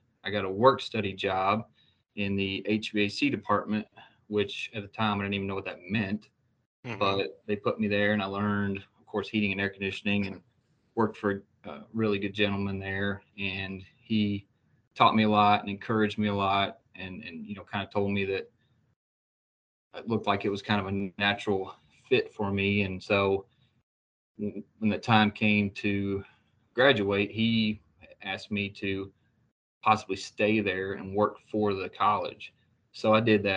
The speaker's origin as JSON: {"language": "English", "town": "Berea", "region": "Kentucky", "country": "United States", "tie": "born or raised there", "said": "I grew up in Berea, kind of the small town, Kentucky kind of story there"}